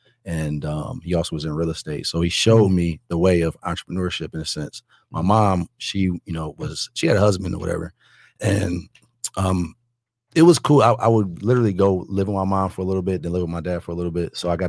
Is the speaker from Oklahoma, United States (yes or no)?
no; Detroit, Michigan, United States; moved away as an adult; now in Florida, United States; I've actually been in real estate for the past 12 years. I'm a guy from Detroit, grew up pretty much middle class, just moved to Florida when I was 19.